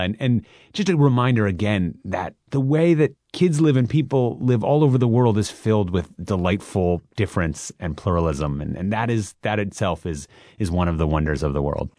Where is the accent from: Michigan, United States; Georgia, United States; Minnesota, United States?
Minnesota, United States; Minneapolis; moved away; I grew up in Minneapolis, Minnesota